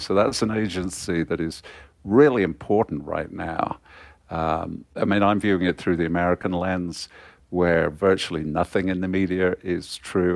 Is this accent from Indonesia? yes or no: no; Coventry, West Midlands, United Kingdom; I was born in Coventry uh, in, the, in the 1950s, and Coventry was still basically a ruin back then.